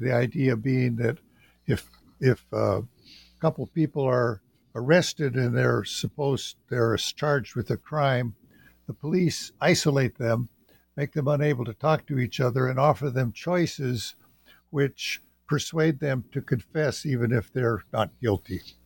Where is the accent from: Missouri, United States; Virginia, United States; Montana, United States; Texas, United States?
Montana, United States; western; moved away as an adult; I'm from the Salish and Kootenai tribes in western Montana, and I grew up in western Montana